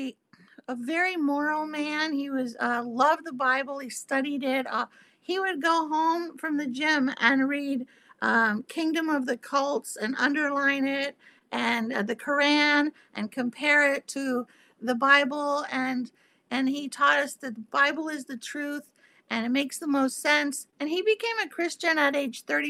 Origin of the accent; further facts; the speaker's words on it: Miami, Florida, United States; moved away as an adult; also born or lived in Hollywood; I was well-trained in communism growing up in Miami